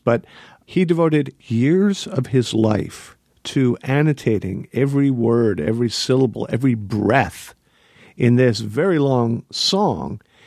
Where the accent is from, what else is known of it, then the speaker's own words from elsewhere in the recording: Pennsylvania, United States; I am from Pennsylvania